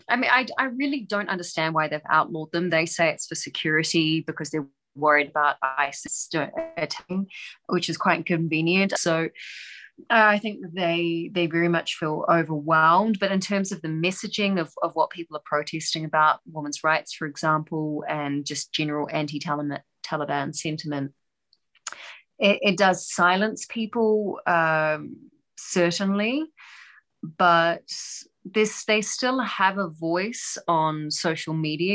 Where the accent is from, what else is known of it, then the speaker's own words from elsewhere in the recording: New Zealand; now in Doha, Qatar; I'm a New Zealander